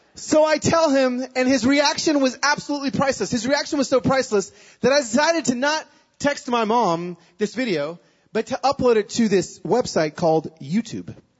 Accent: Pico Rivera, California, United States; moved away; also born or lived in Nashville, Tennessee; I was born in Pico Rivera in East Los Angeles

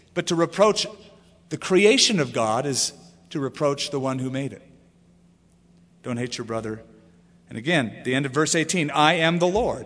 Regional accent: California, United States; now in Albuquerque, United States; I come from California where, you know, we don't even know what a manor is

